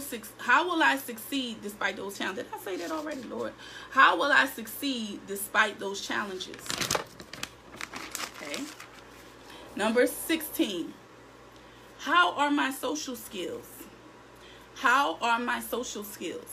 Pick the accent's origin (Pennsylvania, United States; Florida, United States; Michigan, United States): Pennsylvania, United States; Philadelphia; I'm in Philadelphia. I'm in my hometown.